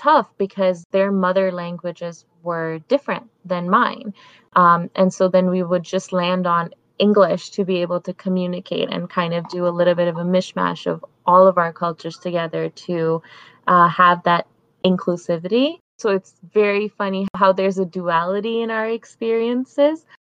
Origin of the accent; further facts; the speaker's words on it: Canada; also born or lived in Pakistan; now in Toronto, Canada; I moved to Canada when I was about 10 years old, and we moved to a pretty small town, and that is where I've majorly grown up